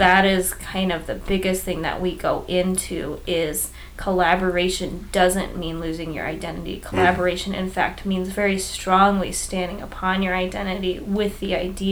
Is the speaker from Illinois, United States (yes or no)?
yes; Chicago, Illinois, United States; a Chicagoan